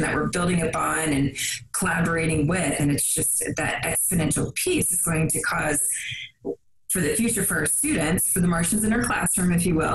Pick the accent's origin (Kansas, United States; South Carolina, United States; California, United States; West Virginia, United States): West Virginia, United States; I grew up in West Virginia.